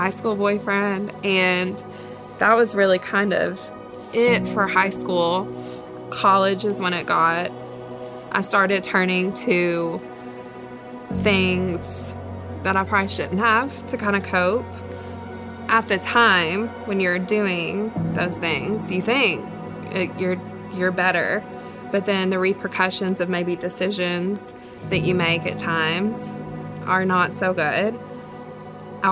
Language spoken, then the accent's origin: English; Alcoa, Tennessee, United States; also born or lived in Georgia; I'm from Alcoa, Tennessee.